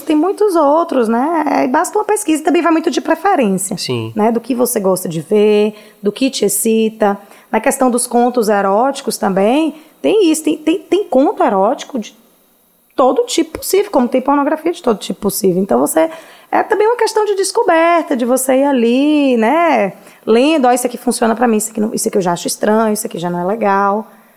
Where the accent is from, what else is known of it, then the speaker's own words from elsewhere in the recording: Vitória da Conquista, Bahia, Brazil; moved away as an adult; now in Salvador, Brazil; Nasci em Conquista. Oh. Formei em Conquista. Eu só tenho quatro anos que moro aqui em Salvador